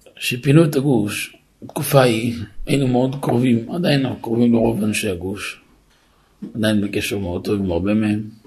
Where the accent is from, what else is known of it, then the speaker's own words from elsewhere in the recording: Netivot, Southern District, Israel; גדלתי בנתיבות